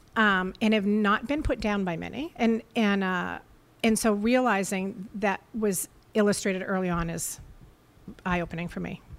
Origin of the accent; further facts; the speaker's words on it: Portsmouth, New Hampshire, United States; now in Scarborough, United States; I was raised in Portsmouth